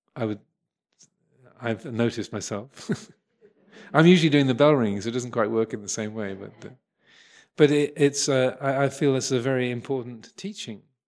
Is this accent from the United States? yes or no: no; England, United Kingdom; I'm English. I'm a Buddhist monk